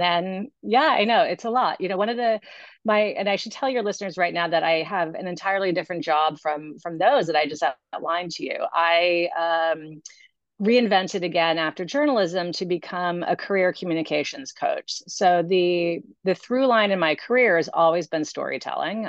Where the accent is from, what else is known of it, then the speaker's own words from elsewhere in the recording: New York City, New York, United States; also born or lived in Massachusetts; now in Long Island, United States; I actually grew up in New York City